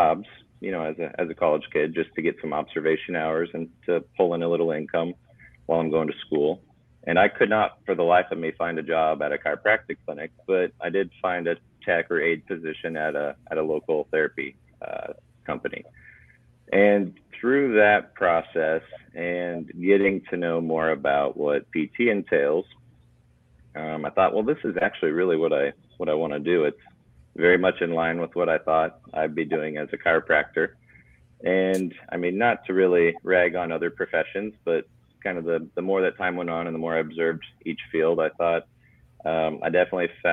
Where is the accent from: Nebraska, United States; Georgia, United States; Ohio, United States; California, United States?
Nebraska, United States; Blair; now in Lincoln, United States; So we live right on the Missouri River in Blair. So town of 8,000.